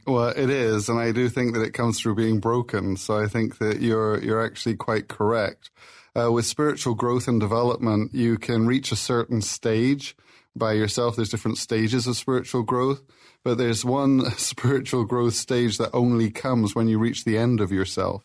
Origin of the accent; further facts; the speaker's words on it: Plymouth, South West England, United Kingdom; moved away; I'm from Plymouth, England